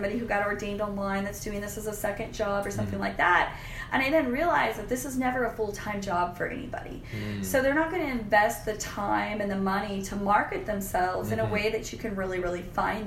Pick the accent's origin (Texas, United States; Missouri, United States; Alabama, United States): Texas, United States; Austin; also born or lived in Peoria, Illinois / Cedar Park; we moved up to Austin when I was about five